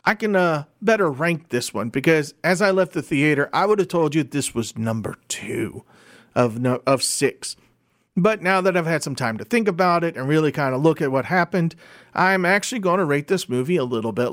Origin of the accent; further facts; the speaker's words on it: Louisiana, United States; my home state